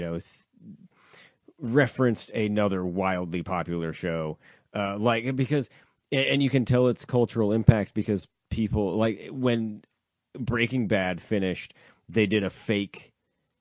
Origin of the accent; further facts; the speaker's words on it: Canada; I'm Canadian.